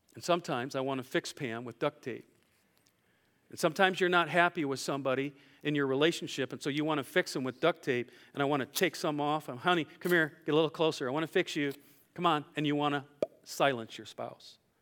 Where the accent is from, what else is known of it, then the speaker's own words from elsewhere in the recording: Iowa, United States; I'm from Iowa